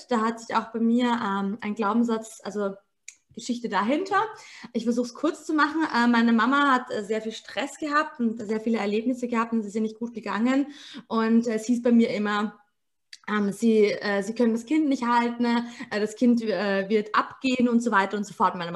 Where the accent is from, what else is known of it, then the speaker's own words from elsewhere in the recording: Vienna, Austria; ich bin 28 und komme aus Wien, äh, gebürtige Wienerin auch geboren.